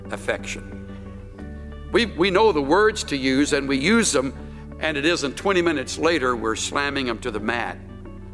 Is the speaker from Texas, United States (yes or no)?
yes; El Campo, Texas, United States; the little hometown where I was born in El Campo